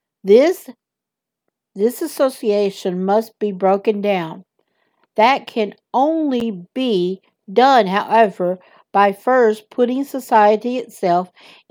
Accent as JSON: {"language": "English", "region": "the South", "country": "United States", "accent": "southern", "said": "my southern accent"}